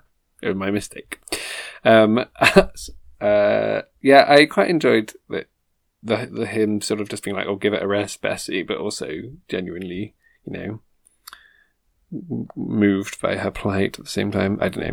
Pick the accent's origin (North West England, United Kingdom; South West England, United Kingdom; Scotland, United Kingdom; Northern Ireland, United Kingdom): South West England, United Kingdom; accent: West Country; Oh, no, that's my West Country accent. I can't do a Northern accent.